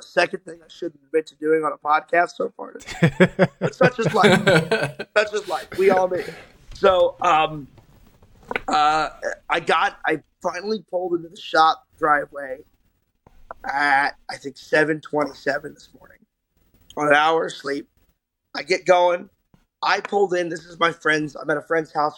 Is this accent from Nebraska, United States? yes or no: no; New Jersey, United States; my hometown in New Jersey, and now I'm in Charlotte